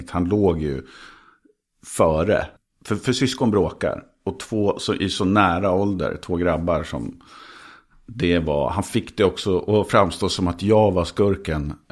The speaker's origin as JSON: {"language": "Swedish", "town": "Nykvarn", "region": "Stockholm County", "country": "Sweden", "tie": "born or raised there", "also_born_or_lived": "Skåne / Trollhättan", "first_language": "Scanian Swedish (skånska)"}